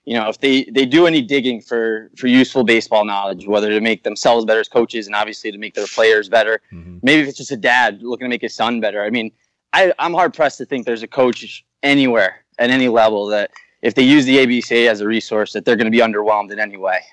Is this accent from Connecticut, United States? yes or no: yes; New Haven, Connecticut, United States; And I'm from New Haven, Connecticut, so I had some relationships with the people here at Yale, just being a local